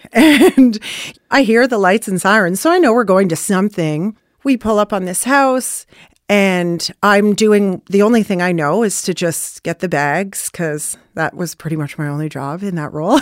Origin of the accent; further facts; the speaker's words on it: Newmarket, Ontario, Canada; also born or lived in Bradford; I grew up in Newmarket primarily. That's where I went to school. My earliest childhood memories of school was in Bradford.